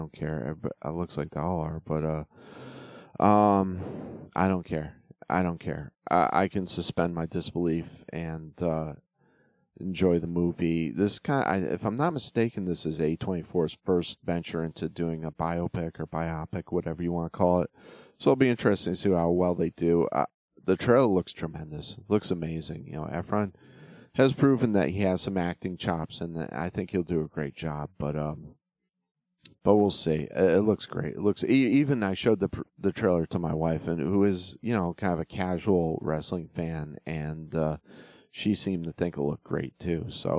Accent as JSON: {"language": "English", "region": "Northeast", "country": "United States", "tie": "born or raised there", "said": "I grew up in the Northeast, so I didn't get to see a lot of the Von Erichs."}